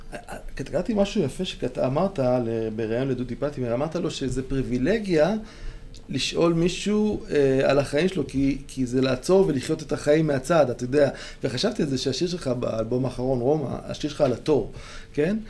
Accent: Beersheba, Southern District, Israel; אני מבאר שבע, שזה דרום מרכזי

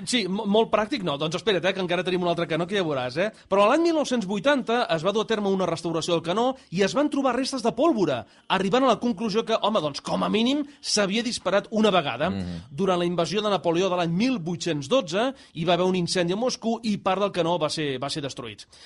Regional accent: Sabadell, Catalonia, Spain; els que som de Sabadell

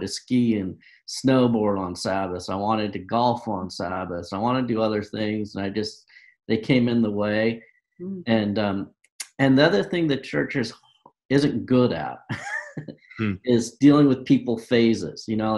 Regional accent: New Hampshire, United States; born there; I was born in New Hampshire.

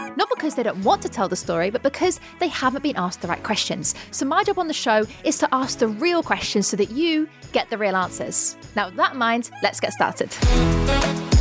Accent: United Kingdom; we're both British

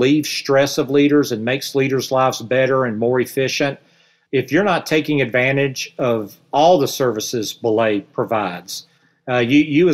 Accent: the South, United States; accent: Southern; with my Southern accent

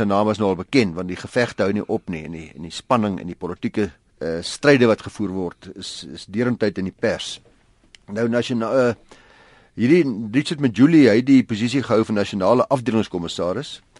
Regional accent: South Africa; ons as Suid-Afrikaners

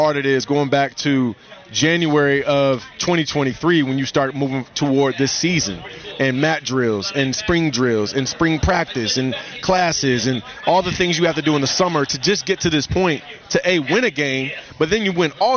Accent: Virginia Beach, Virginia, United States; I grew up in Virginia Beach right near the Naval Base

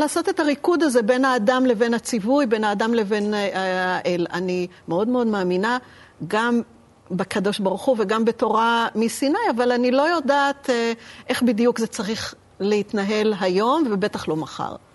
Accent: Petah Tikva, Central District, Israel; אני נולדתי בפתח תקווה, אבל הסבא שלי הוא מכפר סבא

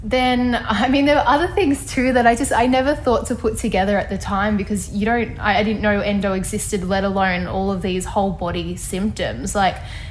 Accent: Ballarat, Victoria, Australia; moved away as an adult; now in Sydney, Australia; a doctor in my hometown of Ballarat

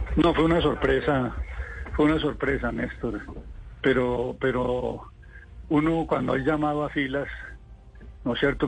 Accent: Líbano, Tolima, Colombia; moved away as an adult; also born or lived in Sweden / Bucaramanga / Ibagué; en el municipio en donde nací, en el Líbano

